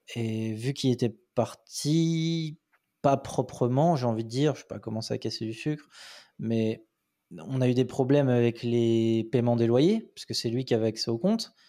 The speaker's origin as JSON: {"language": "French", "country": "France", "moved": "as an adult", "lives_now": "Sofia, Bulgaria", "said": "en France, bah, on a un pays de râleur"}